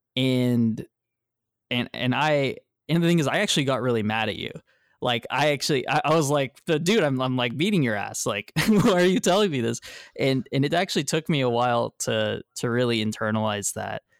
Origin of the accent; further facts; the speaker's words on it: Texas, United States; I am from Texas